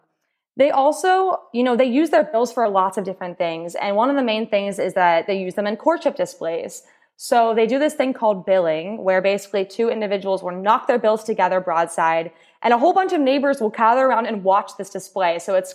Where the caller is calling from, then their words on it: St. John's, Newfoundland and Labrador, Canada; I'm joining from St. John's, Newfoundland